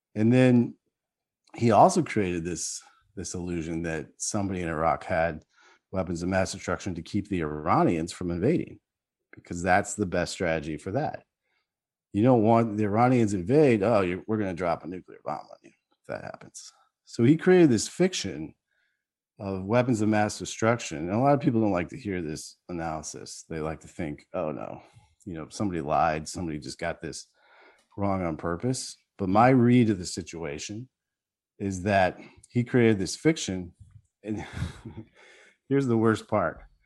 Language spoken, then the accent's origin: English; United States; being American